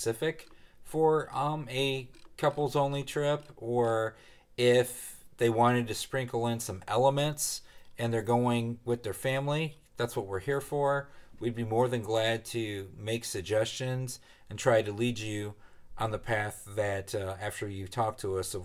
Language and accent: English; Ohio, United States; we're from Ohio